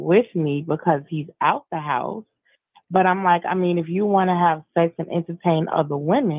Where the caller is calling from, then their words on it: South Carolina, United States; I'm from South Carolina.